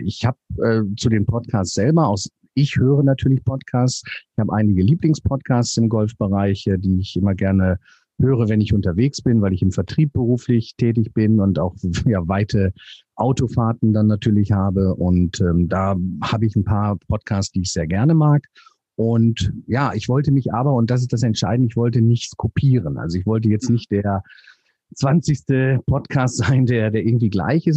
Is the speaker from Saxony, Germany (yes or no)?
no; North Rhine-Westphalia, Germany; moved away; also born or lived in south of Hamburg; Ich bin gebürtiger Nordrhein-Westfale